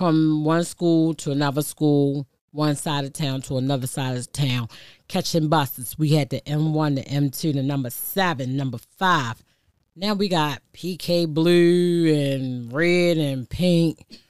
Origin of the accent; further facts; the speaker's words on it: Baltimore, Maryland, United States; I'm from West Baltimore, Park Heights, Cold Spring, Reston Road area. Yes, the 21215.